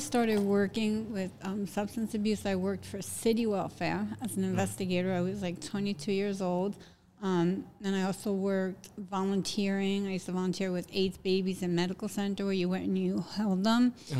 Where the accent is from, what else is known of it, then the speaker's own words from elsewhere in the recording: Jersey City, New Jersey, United States; also born or lived in Hoboken, New Jersey; I'm from downtown Jersey City, New Jersey. I moved to Hoboken in 1996.